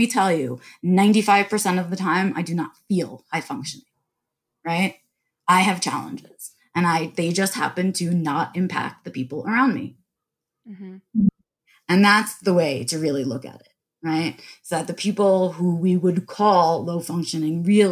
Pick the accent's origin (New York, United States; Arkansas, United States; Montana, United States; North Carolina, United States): New York, United States; I was born and raised in New York